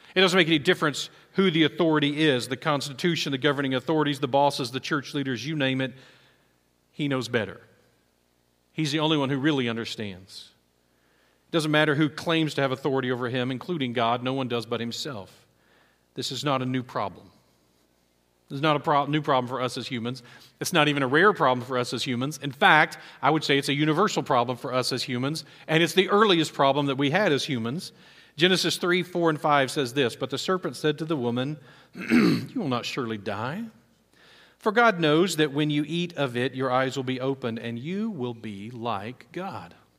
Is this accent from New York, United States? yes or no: no; Texas, United States; as an American, as a Texan, as an Aggie, as a Baptist